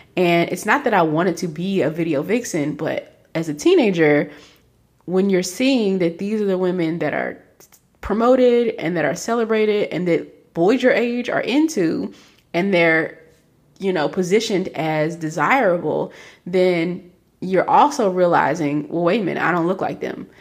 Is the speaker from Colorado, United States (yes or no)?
no; Kentucky, United States; I grew up in Kentucky